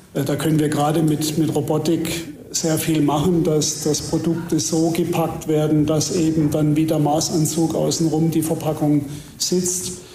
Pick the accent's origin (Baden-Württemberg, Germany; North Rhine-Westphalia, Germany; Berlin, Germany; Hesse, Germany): Baden-Württemberg, Germany; Heilbronn; ich bin in Heilbronn geboren, also nicht so weit weg von, von hier.